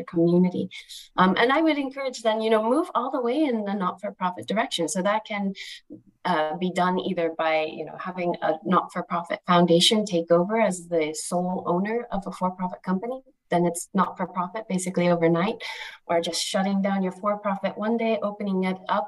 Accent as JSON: {"language": "English", "region": "Colorado", "country": "United States", "tie": "born or raised there", "said": "my home state in the US, Colorado"}